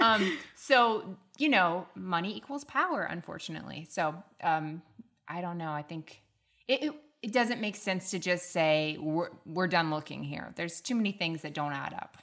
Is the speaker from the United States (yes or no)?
yes; the South, United States; accent: Southern; my Southern accent's not coming out too much